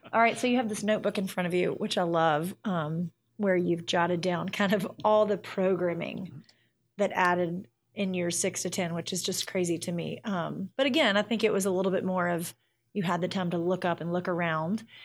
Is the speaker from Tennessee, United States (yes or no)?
yes; Memphis, Tennessee, United States; this is my hometown. I'm from here